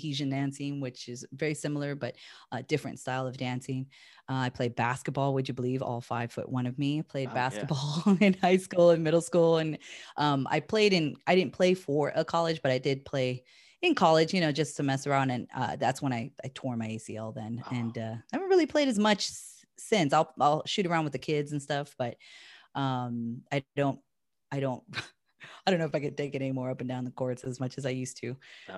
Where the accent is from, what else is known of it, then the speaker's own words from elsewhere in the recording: California, United States; also born or lived in Hawaii; I'm originally from Hawaii and I lived there till I was about 5 and we moved to California.